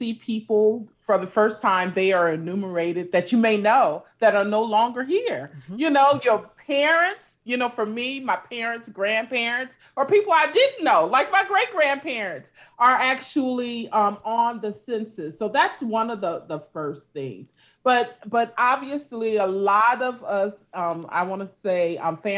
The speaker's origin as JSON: {"language": "English", "region": "California", "country": "United States", "tie": "born or raised there", "also_born_or_lived": "Louisiana", "said": "My family is originally from Louisiana. Mm-hmm. And I grew up in California."}